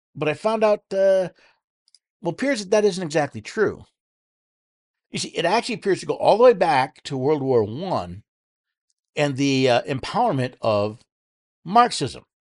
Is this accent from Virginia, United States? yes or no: no; New York City, New York, United States; moved away; growing up in New York City